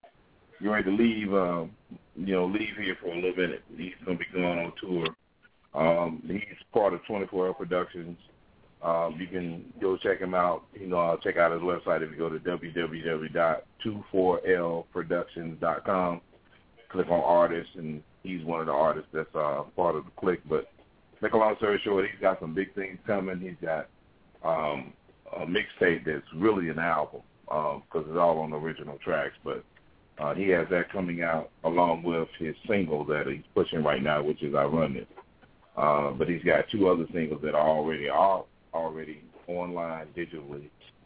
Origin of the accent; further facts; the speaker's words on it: Rockingham, North Carolina, United States; also born or lived in Charlotte; But I'm originally from Rockingham, North Carolina. But been all over the planet, man.